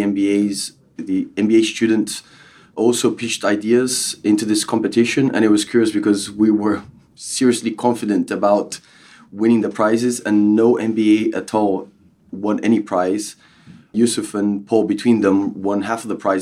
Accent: Brazil; also born or lived in Bolton; now in United Kingdom; born and raised in Brazil, but my family's from Bolton

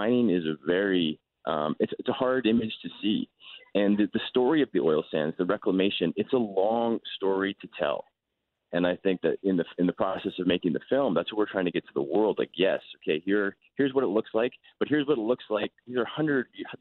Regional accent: Calgary, Alberta, Canada; I'm from Calgary

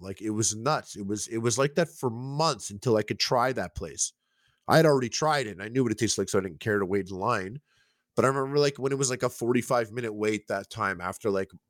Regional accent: Quebec, Canada; just like this suburb, English-speaking suburb, like a little outside of Montreal.

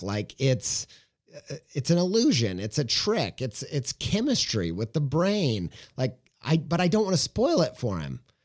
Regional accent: Southern Indiana, United States; I'm from Southern Indiana

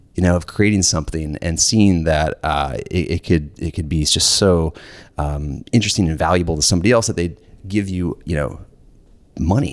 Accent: Lawrenceville, Georgia, United States; I grew up in Warrensville, Georgia

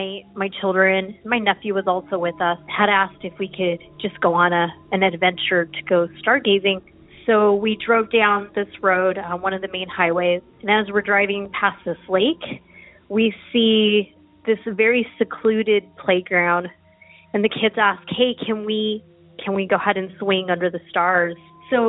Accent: Roswell, New Mexico, United States; now in Texas, United States; I'm originally from Roswell, New Mexico, and so I'm not a stranger to strange things.

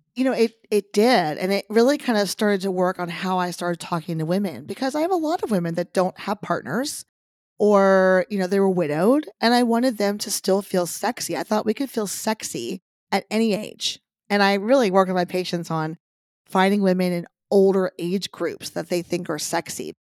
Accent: Texas, United States; I grew up in Texas where boobs were everything

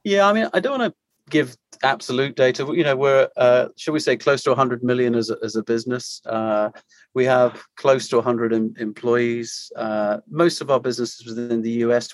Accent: United Kingdom; moved away as an adult; also born or lived in Maine / Europe; now in Orlando, United States; I am a, Brit residing uh, in the US and been here uh, over six years now

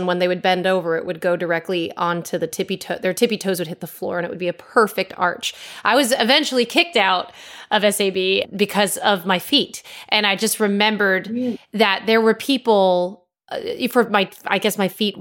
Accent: Connecticut, United States; moved away; I'm from Connecticut originally

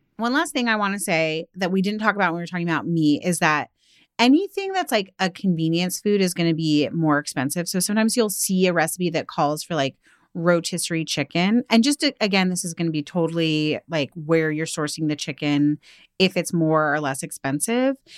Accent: outside of Seattle, Washington, United States; growing up outside of Seattle

